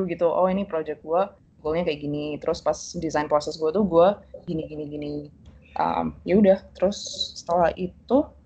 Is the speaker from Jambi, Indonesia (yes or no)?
no; Surabaya, East Java, Indonesia; now in Mountain View, United States; Uh, aku asalnya dari Surabaya. uh, terus, apa lagi ya? uh, SMA gue di Surabaya International School.